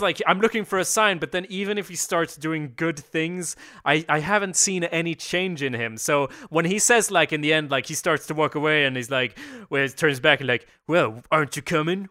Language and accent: English; Sweden; we're from Sweden